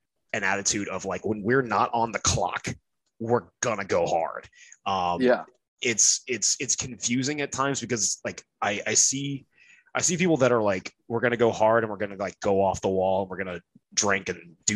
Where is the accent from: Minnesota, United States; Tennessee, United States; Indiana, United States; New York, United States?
Indiana, United States; northern; now in Virginia, United States; I'm from like northern Indiana, like near Chicago, about an hour and a half outside of Chicago